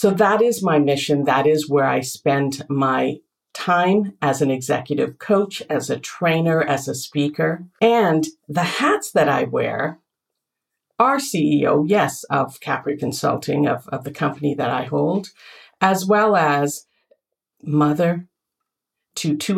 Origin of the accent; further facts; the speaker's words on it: Canada; also born or lived in northern India; Where I was born was in India, in northern India, foothills of the Himalayas. And yet I came to Canada